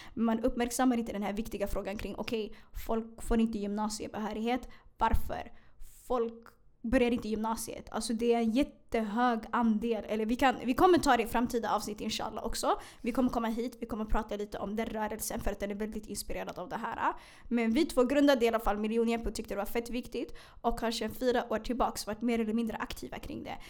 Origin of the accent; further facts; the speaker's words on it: Stockholm, Stockholm County, Sweden; also born or lived in Hagsätra, Stockholm; Jag är född i Hagsätra, jag är uppvuxen i Bredäng.